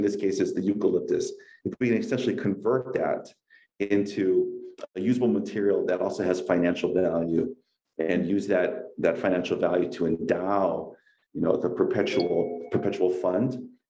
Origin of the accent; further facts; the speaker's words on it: Kaneohe, Hawaii, United States; also born or lived in Kalihi Valley; I grew up in Kaneohe